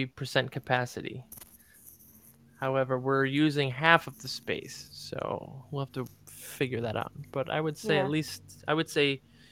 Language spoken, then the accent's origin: English; California, United States; That's my California voice. I'm from California.